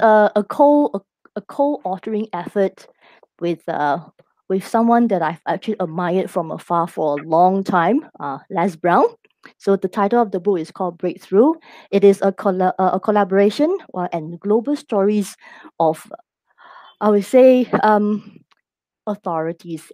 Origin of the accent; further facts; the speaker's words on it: Singapore; I am local Singaporean married to uh, an expat